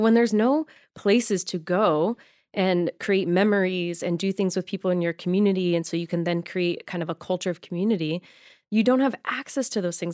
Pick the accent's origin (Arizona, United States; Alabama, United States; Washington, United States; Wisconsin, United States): Arizona, United States; also born or lived in Michigan; now in Los Angeles, United States; I grew up in Arizona